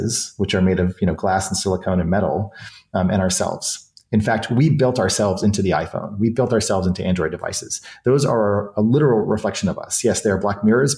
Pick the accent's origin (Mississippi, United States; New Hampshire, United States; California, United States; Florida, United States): New Hampshire, United States; moved away; I grew up in New Hampshire and a lot of my family is still on the East Coast